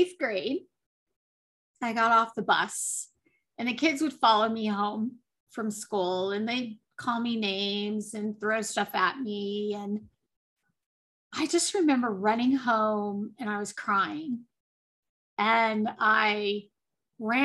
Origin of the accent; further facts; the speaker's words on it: Colorado, United States; I grew up in Colorado. I still live in Colorado